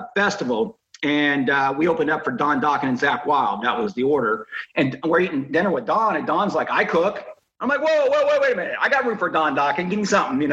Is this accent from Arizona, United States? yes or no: no; Indiana, United States; moved away; my hometown museum up in Indiana